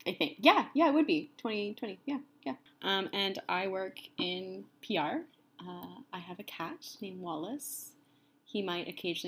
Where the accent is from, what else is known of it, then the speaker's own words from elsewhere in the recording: Ontario, Canada; now in Vancouver, Canada; I'm also from Ontario. Erin and I grew up together in a small, sweet town.